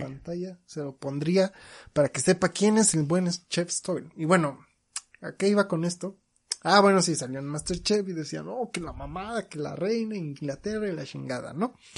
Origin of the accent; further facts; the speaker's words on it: Mexico; yo como mexicano